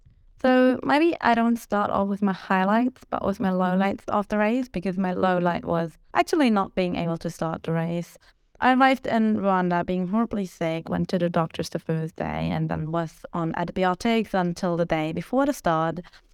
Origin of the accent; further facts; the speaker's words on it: Germany; I'm 30 years old and I'm from Germany.